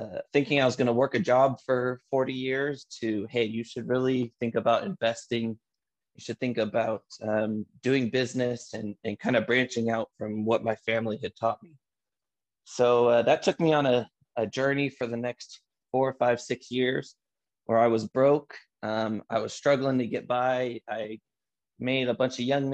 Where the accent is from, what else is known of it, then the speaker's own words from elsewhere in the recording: Antioch, California, United States; I grew up in a little city called Antioch, California. It's in the East San Francisco Bay Area